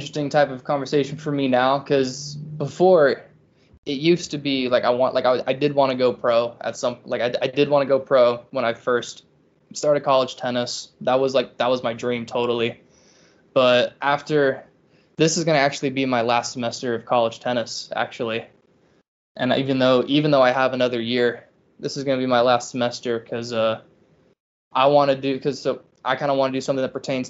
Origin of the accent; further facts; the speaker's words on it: Charleston, South Carolina, United States; I'm from Charleston